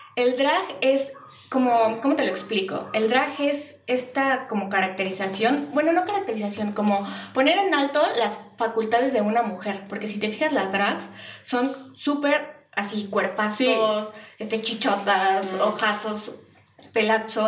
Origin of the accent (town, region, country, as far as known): Mexico